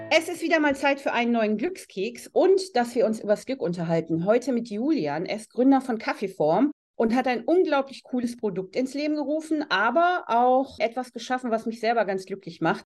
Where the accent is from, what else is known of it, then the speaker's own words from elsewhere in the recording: Germany; hier bei uns in Deutschland.